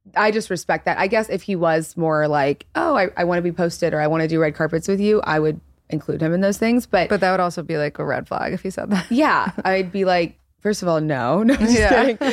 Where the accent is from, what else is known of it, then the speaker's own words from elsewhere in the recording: Baton Rouge, Louisiana, United States; moved away as an adult; now in New York, United States; we grew up in Louisiana and like really conservative Christian household. So for me, I've been living in New York since I was like 19 years old